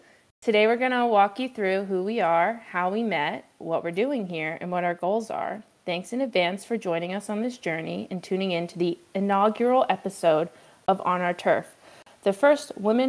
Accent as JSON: {"language": "English", "town": "Baltimore", "region": "Maryland", "country": "United States", "moved": "as an adult", "lives_now": "Santa Cruz, United States", "said": "I'm from Baltimore, Maryland, and I'm currently an assistant in training at Paso Tiempo Golf Club in Santa Cruz, California"}